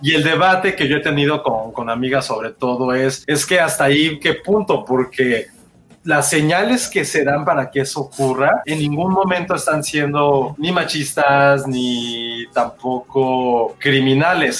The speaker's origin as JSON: {"language": "Spanish", "region": "Mexico City", "country": "Mexico", "said": "somos la Ciudad de México"}